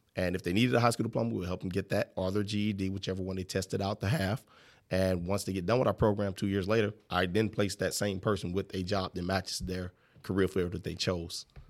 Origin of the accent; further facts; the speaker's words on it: Illinois, United States; also born or lived in St. Louis, Missouri / Lebanon, Illinois / East St. Louis, Illinois / Greenville, Illinois; I was raised in Lebanon, Illinois.